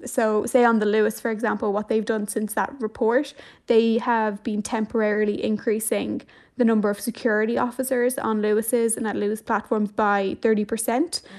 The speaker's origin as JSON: {"language": "English", "town": "Dublin", "region": "Leinster", "country": "Ireland", "said": "I'm from Dublin as well"}